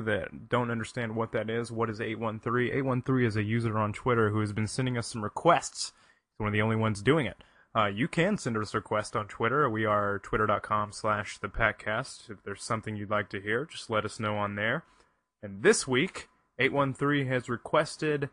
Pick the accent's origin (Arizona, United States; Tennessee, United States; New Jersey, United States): Tennessee, United States; now in New York City, United States; I grew up in Tennessee